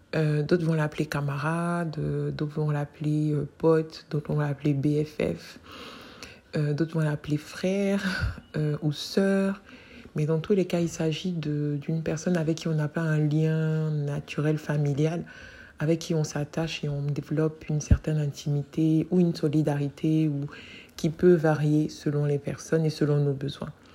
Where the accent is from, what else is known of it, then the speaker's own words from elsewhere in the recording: Côte d’Ivoire; chez moi en Côte d'Ivoire